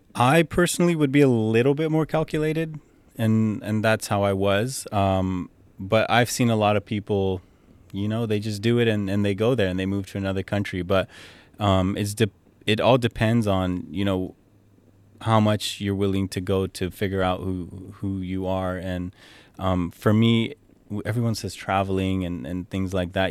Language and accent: English; San Jose, California, United States; moved away as an adult; also born or lived in Edmonton, Canada / Dubai, United Arab Emirates; I grew up in California, well, Bay Area, California. Um, you know, lived there my whole life